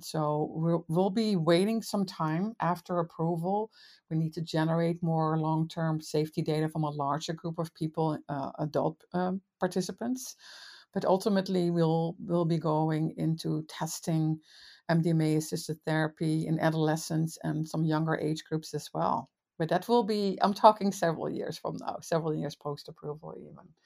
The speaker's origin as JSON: {"language": "English", "country": "Netherlands", "moved": "as an adult", "lives_now": "United States", "said": "I'm from the Netherlands originally. I've been in the States for twenty"}